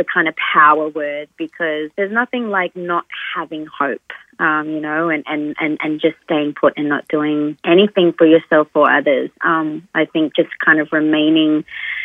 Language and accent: English; Darwin, Northern Territory, Australia; now in Sydney, Australia; I grew up in Darwin and, you know, my father's family are from, you know, Indonesia